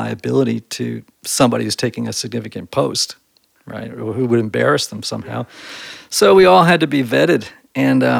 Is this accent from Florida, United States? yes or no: no; Greenwich, Connecticut, United States; moved away as an adult; also born or lived in Brunswick, Maine; now in Nashville, United States; I grew up in Greenwich, Connecticut